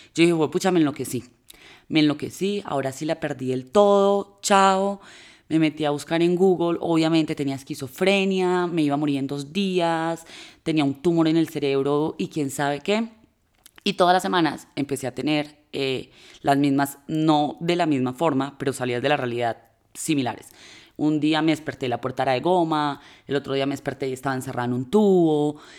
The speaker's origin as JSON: {"language": "Spanish", "town": "Manizales", "region": "Caldas", "country": "Colombia", "said": "las dos somos de Manizales"}